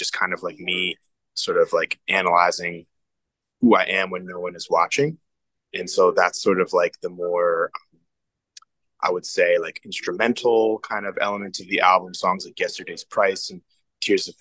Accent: Ohio, United States; now in New York City, United States; growing up in Ohio

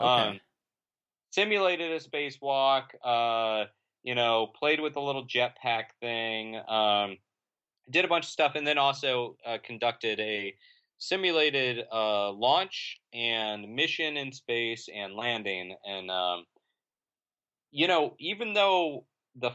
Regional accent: Florida, United States; I grew up in Central Florida

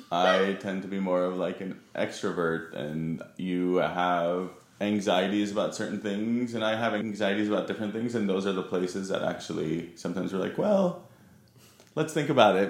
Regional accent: Huntington Beach, California, United States; moved away as an adult; also born or lived in Providence, Rhode Island; now in London, United Kingdom; at a very young age moved to Southern California, mostly grew up in Huntington Beach

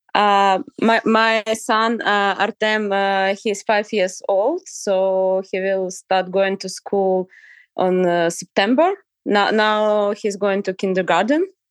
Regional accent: Ukraine; I'm from Ukraine

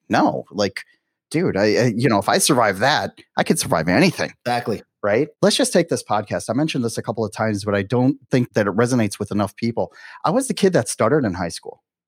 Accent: Milwaukee, Wisconsin, United States; moved away as an adult; now in Miami, United States; growing up in Milwaukee, I couldn't wait to get out of Dodge right and then when i turned 18 i was like you know something that's it i went to you know i went traveling for a little bit i ended up uh, settling in miami

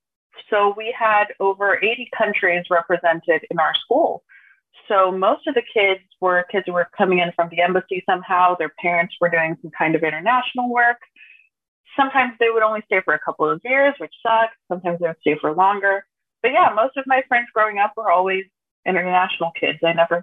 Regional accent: Brazil; also born or lived in Missouri, United States / Texas, United States; I was born in the States. I was born in Missouri. That's where both of my parents were studying for university. I was born there. We moved back to Brazil when I was like 1.5.

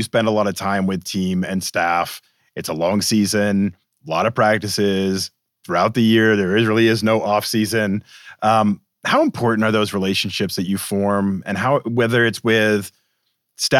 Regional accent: Boston, Massachusetts, United States; I'm from Boston

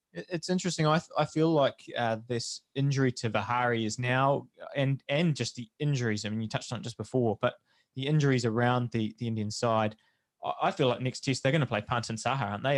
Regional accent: New Zealand; as a New Zealander

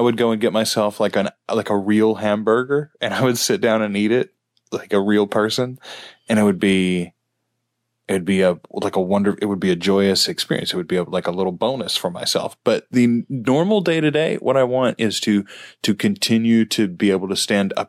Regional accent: Louisiana, United States; we are from Louisiana.

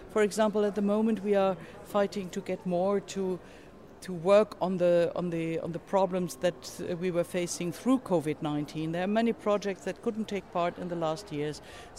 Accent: Germany; I'm from Germany.

